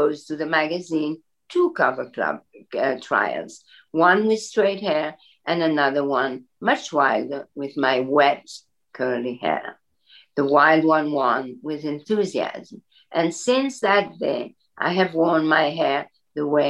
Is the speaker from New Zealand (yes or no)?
no; Belgium; moved away; I grew up in Belgium where everybody has blonde hair with bangs